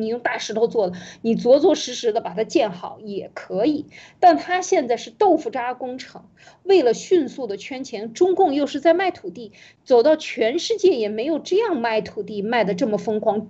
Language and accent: Chinese; China; 我们中国人应该找回自己的这个原，原来本来的面貌